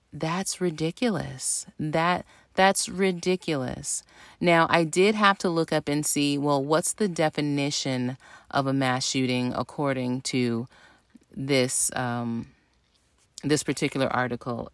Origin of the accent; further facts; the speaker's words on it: the South, United States; moved away; we're both from the South